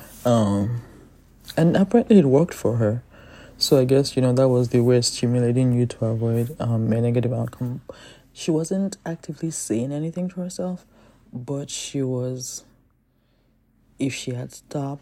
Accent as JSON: {"language": "English", "country": "Nigeria", "said": "I'm Nigerian"}